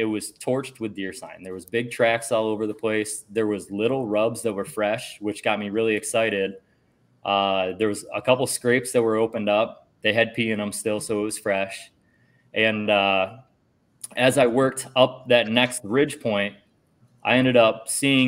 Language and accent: English; New York, United States; now in Ohio, United States; I'm from New York. I'm in Ohio now.